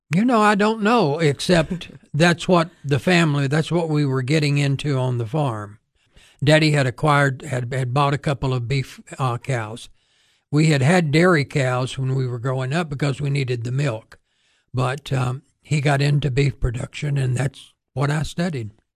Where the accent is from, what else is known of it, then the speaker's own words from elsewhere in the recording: United States; I grew up north of town. We had a small farm near where the old airport used to be.